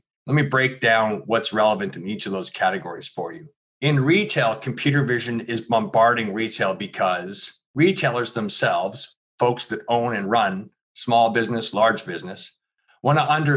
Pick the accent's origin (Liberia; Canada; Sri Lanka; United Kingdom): Canada; also born or lived in Philadelphia; I am Canadian